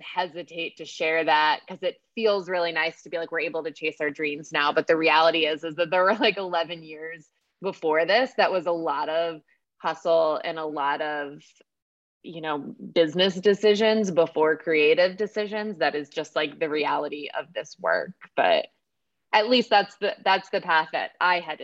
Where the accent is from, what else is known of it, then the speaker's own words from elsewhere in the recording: Pennsylvania, United States; moved away as an adult; also born or lived in Washington, D.C.; now in North Carolina, United States; we were raised in Pennsylvania.